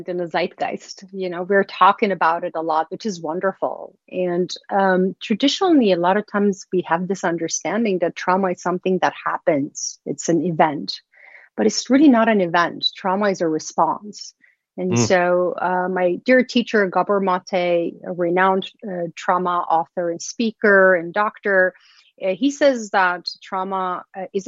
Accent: Iran; moved away; I was born and raised in Iran

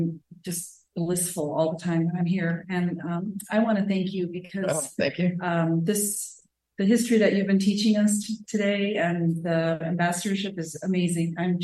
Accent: Seattle, Washington, United States; I'm from Seattle, Washington.

